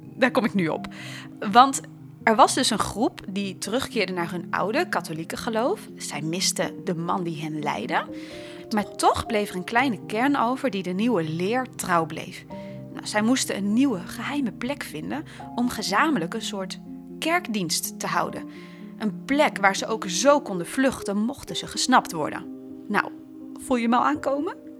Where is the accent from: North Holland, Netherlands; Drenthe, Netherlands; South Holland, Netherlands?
Drenthe, Netherlands; wij zijn allebei opgegroeid in Drenthe